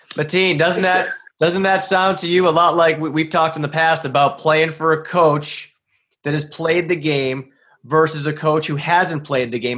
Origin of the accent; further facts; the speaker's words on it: Boston, Massachusetts, United States; I'm from Boston